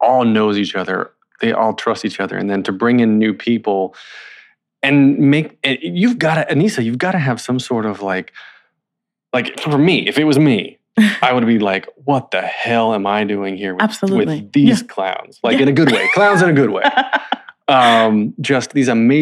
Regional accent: North Carolina, United States; I'm from North Carolina

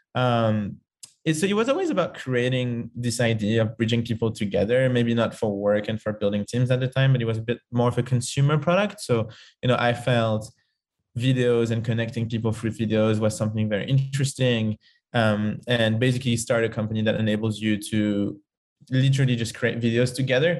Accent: Paris, Île-de-France, France; moved away; I'm from Paris originally and lived in lots of different countries.

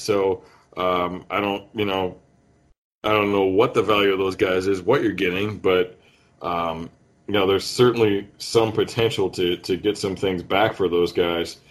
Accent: Northern Ohio, United States; I was born in Northern Ohio

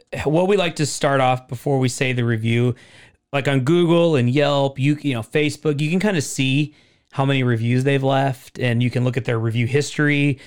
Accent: Portland, Oregon, United States; I grew up in Portland

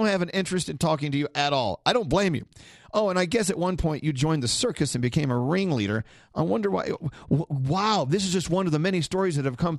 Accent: New York, United States; I'm from New York, but I'm not a celebrity, so okay.

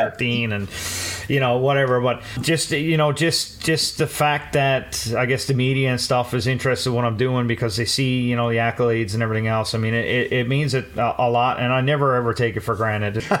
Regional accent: Newfoundland and Labrador, Canada; coming from a small town in Newfoundland

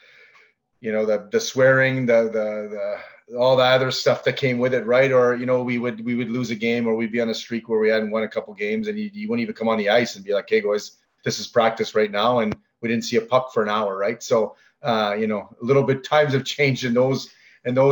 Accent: Ottawa, Ontario, Canada; growing up in Ottawa

